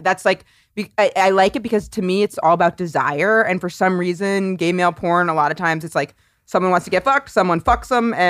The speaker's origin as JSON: {"language": "English", "region": "rural Maine", "country": "United States", "tie": "born or raised there", "moved": "yes"}